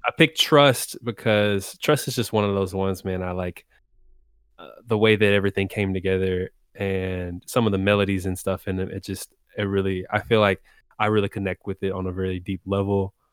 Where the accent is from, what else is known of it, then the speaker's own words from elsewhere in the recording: Texas, United States; also born or lived in DMV (Washington, D.C. area); now in Washington, D.C. area, United States; I'm based in the D M V right now, uh, but born and raised in Texas